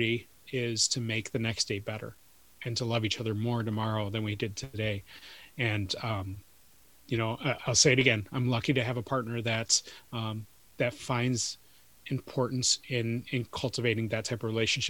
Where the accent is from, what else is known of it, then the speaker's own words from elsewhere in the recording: Detroit, Michigan, United States; I grew up in Detroit